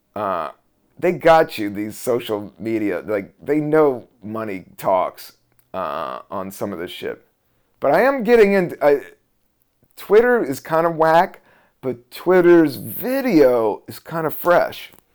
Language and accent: English; Buena Vista, Virginia, United States; also born or lived in Washington, D.C.; I was born in Washington, D C in seventy-two. And then, uh, we moved, I would say it was eighty-two to s, a Southern Virginia town, a town of five thousand, Buena Vista, Virginia